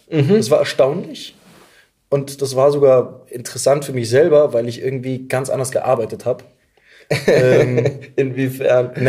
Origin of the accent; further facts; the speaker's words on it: Munich, Bavaria, Germany; ich komme aus München.